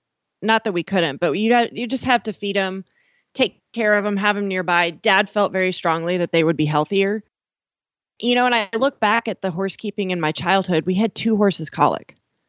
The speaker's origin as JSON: {"language": "English", "town": "Miles City", "region": "Montana", "country": "United States", "tie": "born or raised there", "said": "And it was 20 acres outside of Miles City, Montana."}